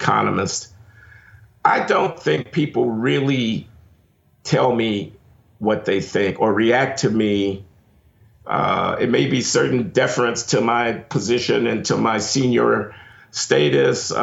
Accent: Chicago, Illinois, United States; I was born in Chicago in 1948 on the South Side.

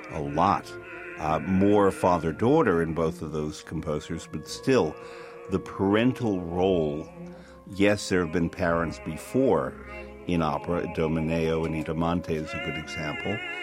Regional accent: New York, United States; as a New Yorker

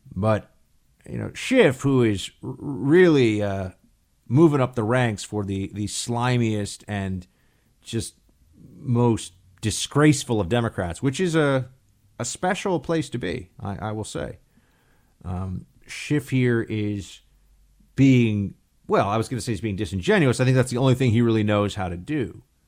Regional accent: New York, United States; moved away; think of myself as a New Yorker

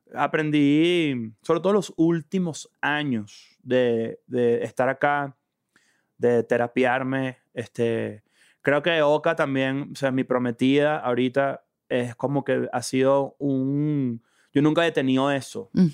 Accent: Venezuela; moved away as an adult; now in Mexico; todos los que nos estamos adaptando a los distintos países que emigramos de Venezuela

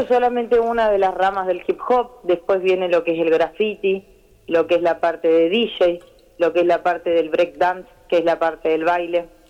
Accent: Santa Fe, Argentina; acá en Santa Fe, que es de donde yo nací, yo soy de Santa Fe Capital

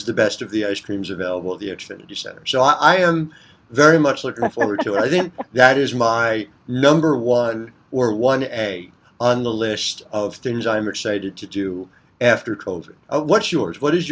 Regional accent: New Jersey, United States; I'm coming to you from North Jersey

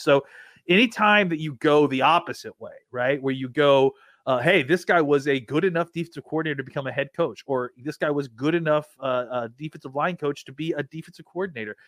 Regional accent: Texas, United States; I'm from Texas.

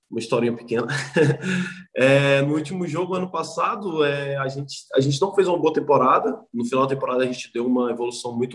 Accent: Brazil; E, cara, eu vim do Brasil, então o que é que esses caras estão fazendo aqui?

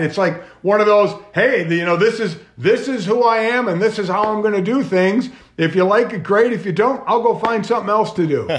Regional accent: Cleveland, Ohio, United States; I was born and raised in Cleveland

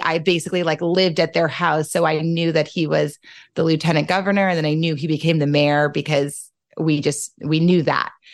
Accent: New Orleans, Louisiana, United States; I'm from New Orleans.

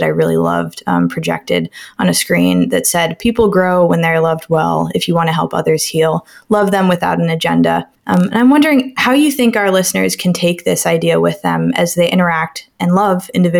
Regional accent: Athens, United States; I'm from Athens

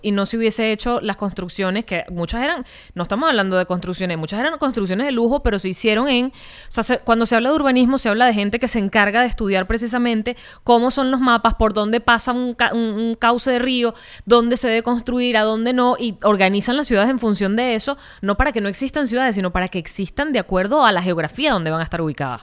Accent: Caracas, Capital District, Venezuela; moved away; yo dejé Caracas, que es de donde soy.

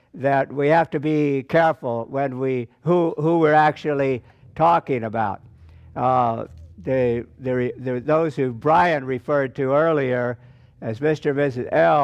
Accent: Indonesia; I'm being from Indonesia, as opposed to Brother Elijah, who stirred us up.

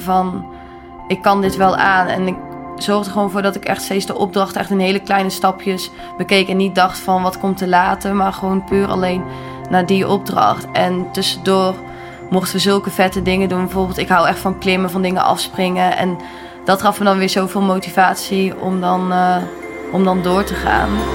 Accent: Gorinchem, South Holland, Netherlands; Ik ben geboren in Gorkum

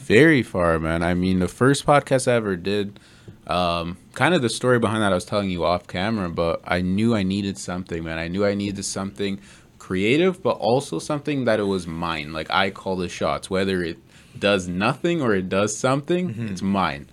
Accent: Canada; I'm Canadian, but I've never been like a like a Canadian Canadian

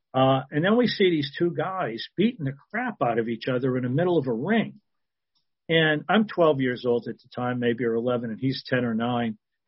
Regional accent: Millbury, Massachusetts, United States; Well, I grew up in central Massachusetts in a small town called Millbury, which, as you could probably guess, had about 8 or 9 mills in it. It was a blue-collar town. Everybody knew everybody

